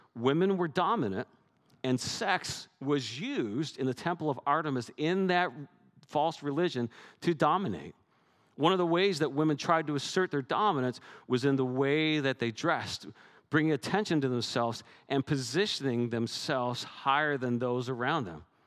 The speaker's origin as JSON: {"language": "English", "country": "Canada", "said": "I'm Canadian"}